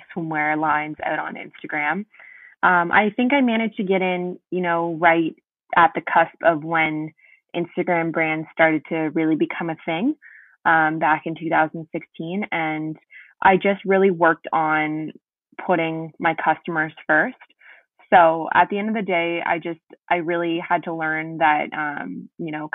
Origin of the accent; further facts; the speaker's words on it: East Coast, Canada; moved away as an adult; also born or lived in Ottawa; I'm going back to the East Coast, okay. Where I'm primarily from